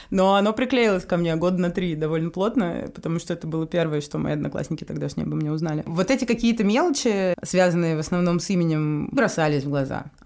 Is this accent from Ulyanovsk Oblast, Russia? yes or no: no; Moscow, Russia; also born or lived in Novosibirsk; Я выросла в Москве, куда я переехала в третьем классе, но родилась в Новосибирске, потому что моя мама, чистокровная татарка, переехала туда в свое время учиться.